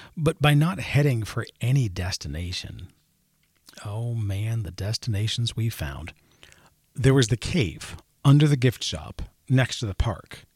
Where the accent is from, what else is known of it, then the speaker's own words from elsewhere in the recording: Maryland, United States; I grew up in Maryland